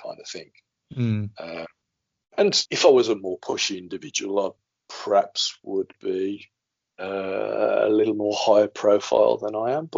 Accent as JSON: {"language": "English", "country": "United Kingdom", "said": "we're British as well."}